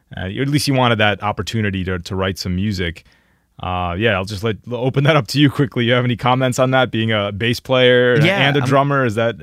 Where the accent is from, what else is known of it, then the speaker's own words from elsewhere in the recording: Philadelphia, Pennsylvania, United States; I'm from Philadelphia.